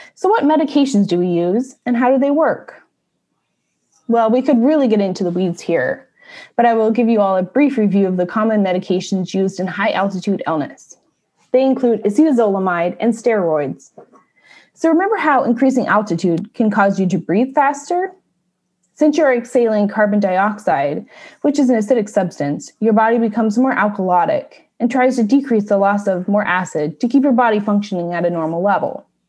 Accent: Washington, United States; Mount Rainier from my home state

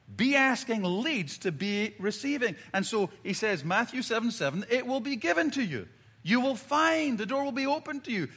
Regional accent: Scotland, United Kingdom; growing up in Scotland, I've got four brothers and sisters

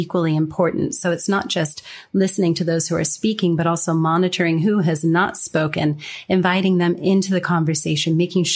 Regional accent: California, United States; accent: general American; moved away as an adult; also born or lived in Denmark; now in Singapore; I was born and raised in California, but I've lived outside of America for the past 21 years almost

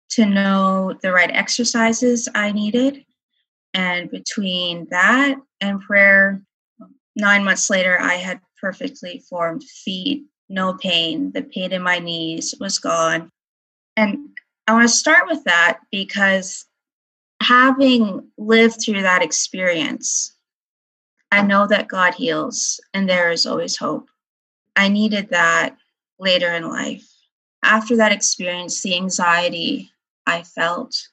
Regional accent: North Battleford, Saskatchewan, Canada; I am from North Battleford, Saskatchewan, Canada. I'm a special education teacher in northern Saskatchewan.

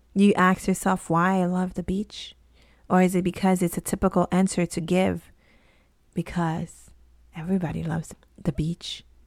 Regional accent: Haiti; I grew up in Haiti in a very conservative kinda town

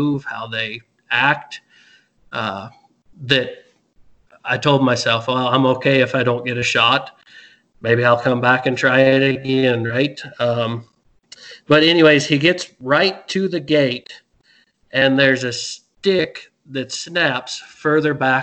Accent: Midwest, United States; growing up in the Midwest, hunting out of a tree stand

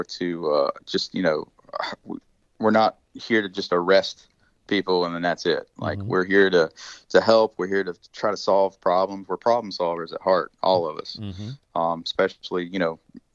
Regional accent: West Virginia, United States; moved away; I'm from West Virginia

